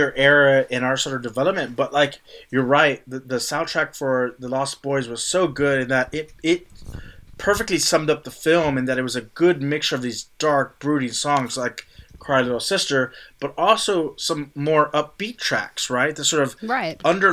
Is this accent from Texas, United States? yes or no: yes; Texas, United States; We're from Texas